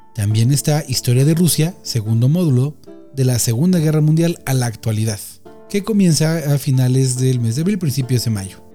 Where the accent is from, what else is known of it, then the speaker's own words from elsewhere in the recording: Mexico; soy mexicano